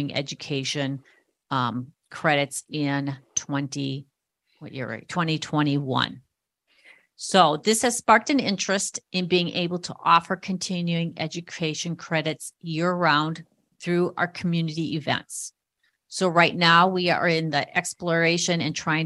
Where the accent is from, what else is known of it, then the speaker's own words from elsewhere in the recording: Minnesota, United States; I'm from Minnesota